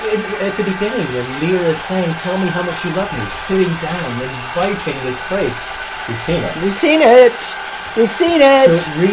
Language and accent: English; United States; as an American